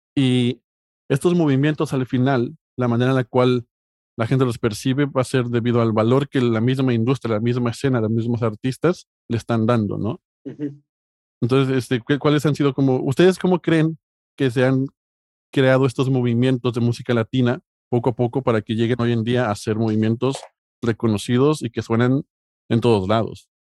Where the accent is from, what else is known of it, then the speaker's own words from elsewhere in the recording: Mexico; now in Spain; como mexicano